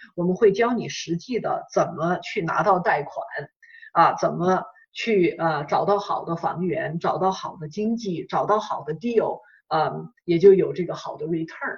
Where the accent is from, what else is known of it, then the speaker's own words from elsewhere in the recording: China; moved away; 我们，呃，中国人，我们英语又不是我们的母语